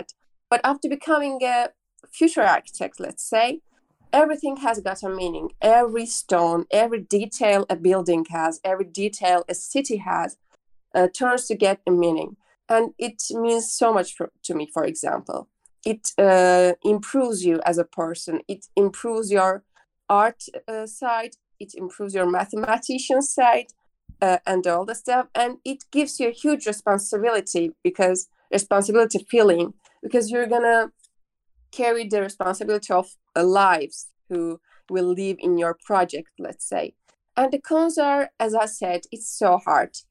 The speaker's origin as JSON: {"language": "English", "town": "Baku", "country": "Azerbaijan", "moved": "as an adult", "lives_now": "Izmir, Turkey", "said": "I'm from Azerbaijan, Baku. I live in Baku, but I'm here in Izmir to study university."}